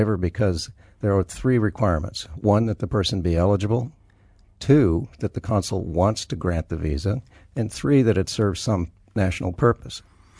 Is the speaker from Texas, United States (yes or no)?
yes; El Paso, Texas, United States; born there; now in Colorado, United States; No. Born in El Paso, Texas. I've lived in 11 states, 17 cities, and Western Europe. I'm an everywhere kid.